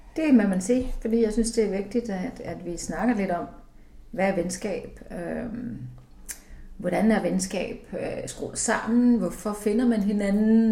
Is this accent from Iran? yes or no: no; Iceland; moved away as an adult; now in Denmark; jeg er født og opvokset i Island, så det har farvet hele mit liv